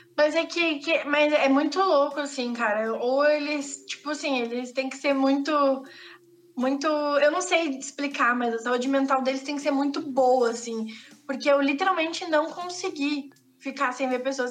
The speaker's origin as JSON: {"language": "Portuguese", "region": "Rio Grande do Sul", "country": "Brazil", "accent": "gaúcho", "said": "A gente fala muito rápido e a gente fala cantado"}